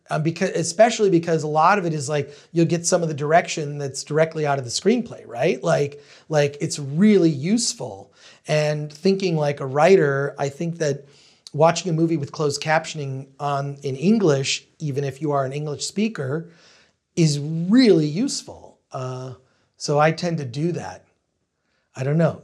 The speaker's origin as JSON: {"language": "English", "town": "Royal Oak", "region": "Michigan", "country": "United States", "tie": "born or raised there", "said": "where I grew up in Royal Oak, Michigan"}